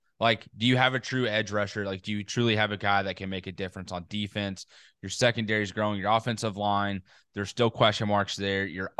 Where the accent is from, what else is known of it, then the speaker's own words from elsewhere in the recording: Missouri, United States; I'm from Missouri. Show me state.